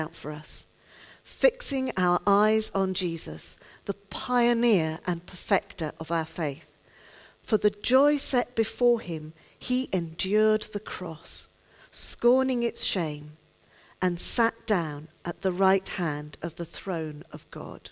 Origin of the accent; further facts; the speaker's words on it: United Kingdom; I'm a Brit